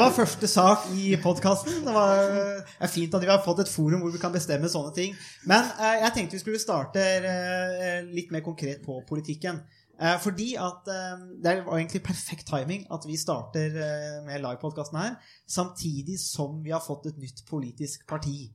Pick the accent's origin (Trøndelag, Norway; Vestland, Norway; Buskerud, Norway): Buskerud, Norway; Ringerike; Ringeriksbanen, for det er der jeg er fra